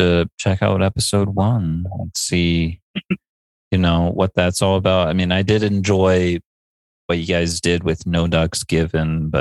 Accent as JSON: {"language": "English", "town": "Boston", "region": "Massachusetts", "country": "United States", "said": "I'm from Boston."}